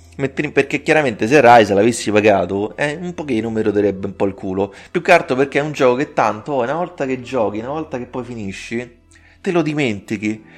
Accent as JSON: {"language": "Italian", "town": "Rome", "region": "Lazio", "country": "Italy", "said": "romano, io sono di Roma"}